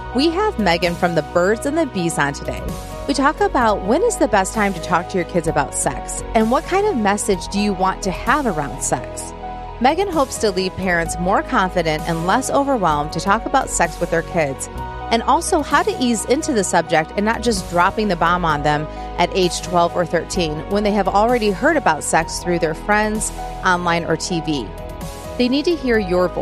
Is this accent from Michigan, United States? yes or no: yes; Michigan, United States; now in Nashville, United States; growing up in Michigan